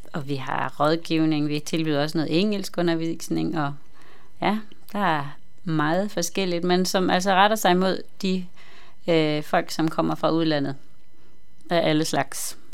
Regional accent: Southern Jutland, Southern Denmark, Denmark; now in Copenhagen, Denmark; jeg kommer fra Jylland, men er havnet her i København

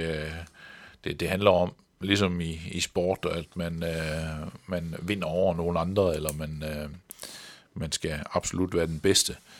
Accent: Central Jutland, Central Denmark Region, Denmark; der hvor jeg voksede op i det midtjyske

